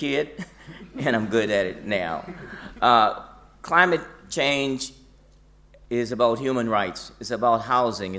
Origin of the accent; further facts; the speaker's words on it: Houston, Texas, United States; I come from Houston, Texas